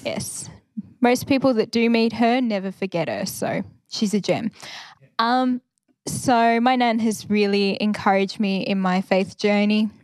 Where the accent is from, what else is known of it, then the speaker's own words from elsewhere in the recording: Ballarat, Victoria, Australia; also born or lived in Bendigo / Wodonga / Alice Springs; I grew up in Ballarat